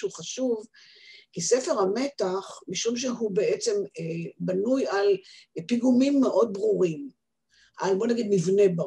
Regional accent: Haifa, Haifa District, Israel; now in Beersheba, Israel; בכל מקרה, אני באתי מחיפה.

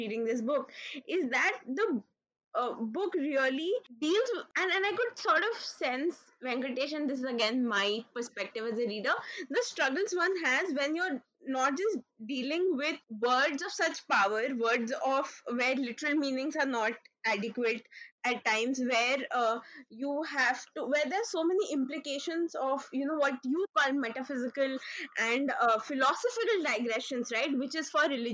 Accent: North India, India; I am North Indian

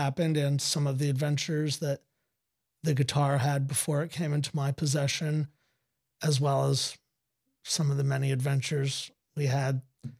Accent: Hudson Valley, New York, United States; moved away as an adult; also born or lived in Los Angeles; When I moved out of the area that I grew up in, and that Woodstock, where I live now, is in, is an area of New York State called the Hudson Valley. And when I moved back from Los Angeles to the Hudson Valley, I said to myself, I'm going to move back to where I'm from

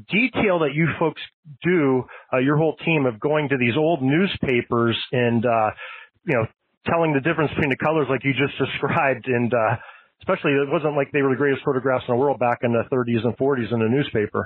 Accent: Erie, Pennsylvania, United States; Erie, Pennsylvania my hometown where I'm located currently

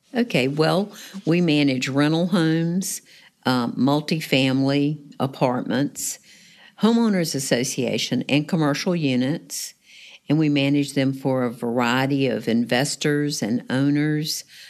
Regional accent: Raleigh, North Carolina, United States; moved away as an adult; now in Newport News, United States; originally, it was in North Carolina

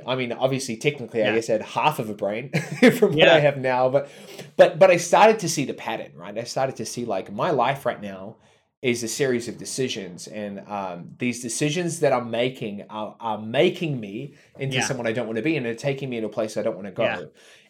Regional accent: New Zealand; Dude, so I grew up here in New Zealand, which I think is an important note because it's radically different to a lot of the world.

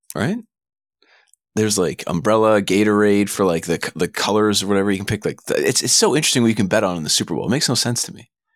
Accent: Canada; being Canadian

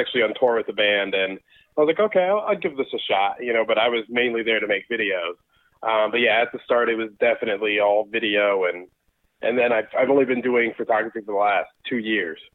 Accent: Georgia, United States; also born or lived in Brooklyn, New York / Connecticut; I lived in New York I was born there, lived there for about 5 or 6 years. We moved to Connecticut, lived there for a couple of years, and then I've been in Georgia since 96

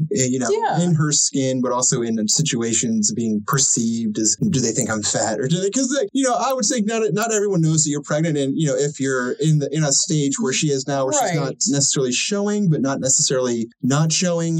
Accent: Baltimore, Maryland, United States; we're from the Baltimore area

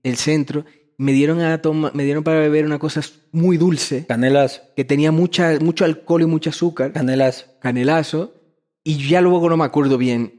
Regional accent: Ecuador; bienvenido a mi tierra

